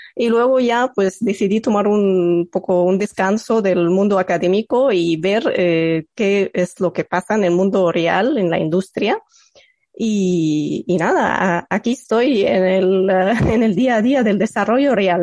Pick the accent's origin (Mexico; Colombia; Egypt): Egypt; first language Arabic; Spanish is a second language; moved away; yo soy eh, nativa de Egipto y mi lengua materna es el árabe